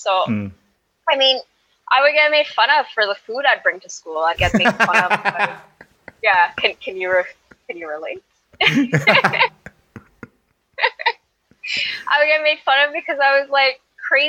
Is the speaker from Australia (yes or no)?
no; Montreal, Quebec, Canada; moved away; I grew up in the Cotonnage area of Montreal